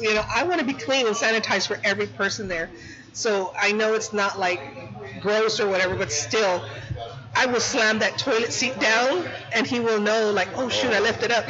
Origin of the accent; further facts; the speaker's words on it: San Antonio, Texas, United States; I'm from Southtown. I have my studio out there